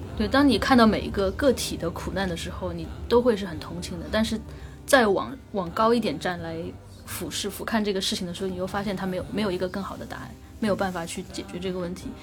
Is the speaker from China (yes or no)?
yes; China; 我们中国人